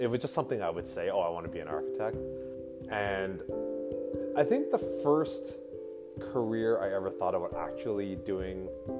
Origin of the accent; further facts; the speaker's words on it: Pembroke, Ontario, Canada; now in Ottawa, Canada; I was born and raised in Pembroke.